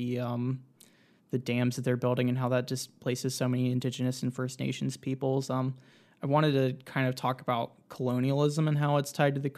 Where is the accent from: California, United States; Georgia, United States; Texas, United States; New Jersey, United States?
Georgia, United States; moved away as an adult; also born or lived in Nashville, Tennessee; I'm originally from Georgia, but I moved back here after the pandemic started.